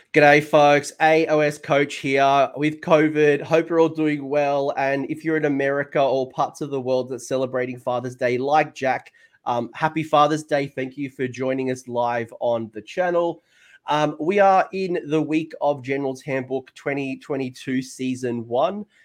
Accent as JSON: {"language": "English", "country": "Australia", "said": "that's me being too Australian"}